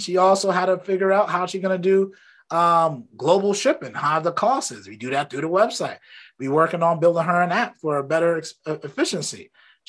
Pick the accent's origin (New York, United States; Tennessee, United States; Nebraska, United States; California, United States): New York, United States; Brooklyn; Then I know I grew up in Brooklyn.